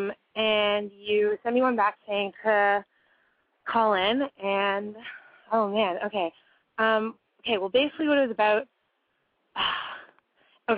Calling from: Halifax, Nova Scotia, Canada; I'm calling from Halifax, Nova Scotia.

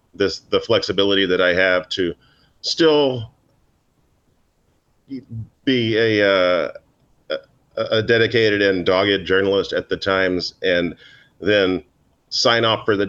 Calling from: Manhattan, New York, United States; I am logging in from my apartment in Manhattan on the Upper East Side

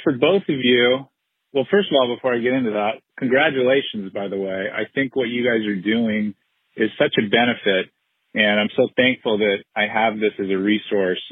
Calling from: Southern California, United States; I'm calling from Southern California

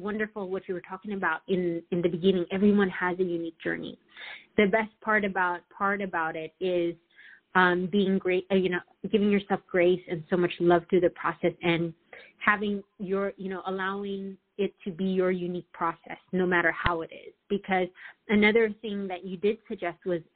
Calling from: Southern California, United States; I'm calling from Southern California

